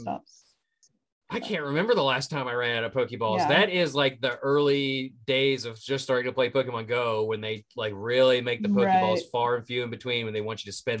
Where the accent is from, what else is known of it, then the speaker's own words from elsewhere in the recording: West Virginia, United States; accent: West Virginia; That's my West Virginia accent rolling through.